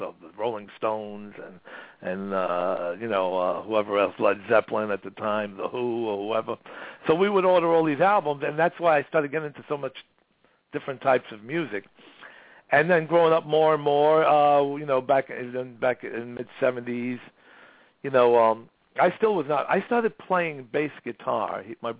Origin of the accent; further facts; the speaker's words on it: Brooklyn, New York, United States; so I was born in Brooklyn, East New York.